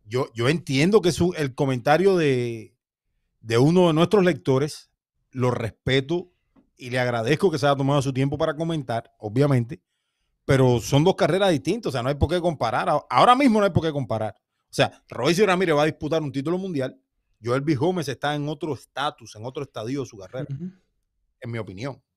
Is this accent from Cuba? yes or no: yes; Cuba; yo como cubano